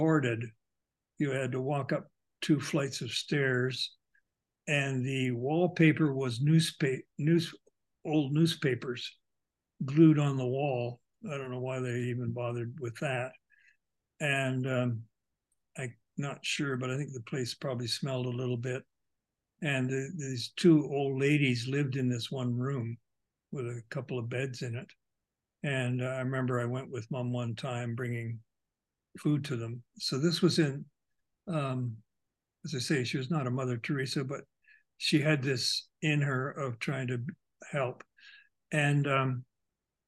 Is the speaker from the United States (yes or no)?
no; Toronto, Ontario, Canada; I grew up in Toronto.